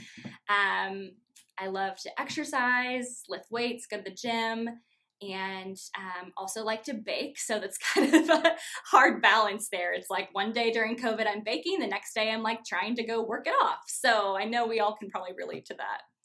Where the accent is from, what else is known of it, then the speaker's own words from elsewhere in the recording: Norwalk, Iowa, United States; also born or lived in Chicago; I grew up actually in Norwalk, so I am born and raised Iowa girl through and through.